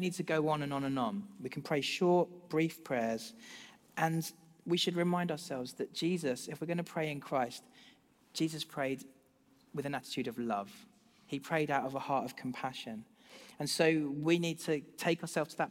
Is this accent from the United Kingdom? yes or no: yes; United Kingdom; as British people